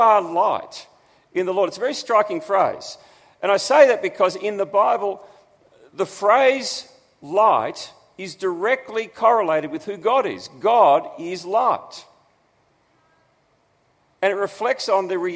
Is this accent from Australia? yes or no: yes; Australia; who we are as Australians